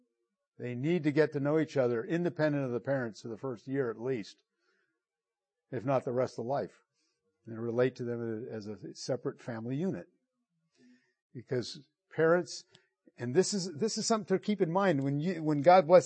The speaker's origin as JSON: {"language": "English", "country": "Italy", "tie": "born or raised there", "moved": "yes", "said": "I grew up in Italy, and we loved Italian foods and gourmet food"}